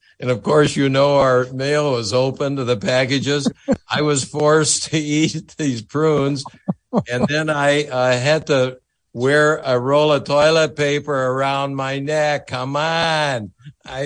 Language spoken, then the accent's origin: English; Sheboygan, Wisconsin, United States; I'm a kid from Sheboygan